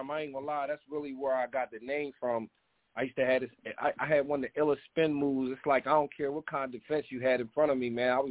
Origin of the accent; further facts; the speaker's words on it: Maryland, United States; also born or lived in Delaware; I'm originally from Maryland, man, Fredericksburg, Maryland, from a small town, area code seven five four four one zero